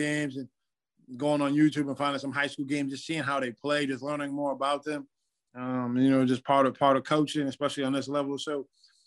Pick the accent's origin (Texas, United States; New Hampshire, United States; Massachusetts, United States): Massachusetts, United States; Lynn; Growing up in New England and playing in New England prep school